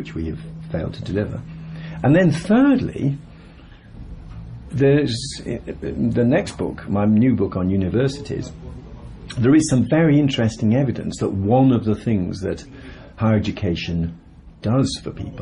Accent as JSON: {"language": "English", "town": "Birmingham", "region": "West Midlands", "country": "United Kingdom", "said": "I come from Birmingham. My father was an engineer, my mother was a teacher."}